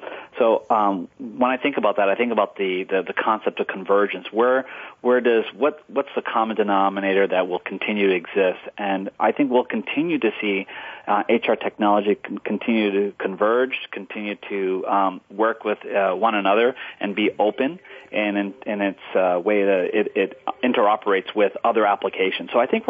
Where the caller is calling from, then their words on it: Boston, Massachusetts, United States; Well, I'm calling you from the polar vortex of Boston, Massachusetts.